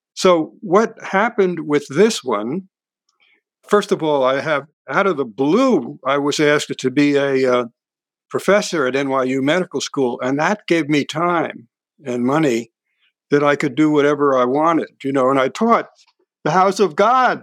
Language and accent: English; Hudson, New York, United States; moved away; my hometown, Hudson, New York.